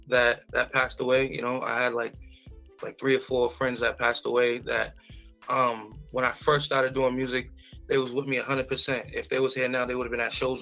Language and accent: English; Brockton, Massachusetts, United States; also born or lived in Mississippi; I'm originally from Brockton